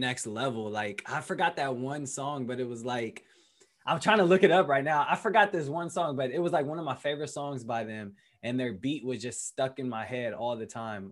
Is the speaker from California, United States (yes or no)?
yes; Berkeley, California, United States; moved away as an adult; also born or lived in Colorado; growing up in Berkeley, um, you know, my whole life, all throughout my childhood, that's you know what raised me